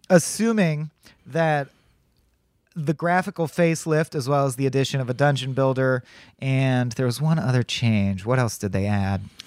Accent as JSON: {"language": "English", "country": "United States", "said": "as an American"}